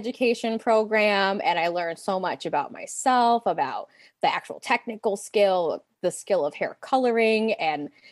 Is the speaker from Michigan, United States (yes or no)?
yes; Pontiac, Michigan, United States; Ours was called OTC, shout out OSTC, Northeast Pontiac, Michigan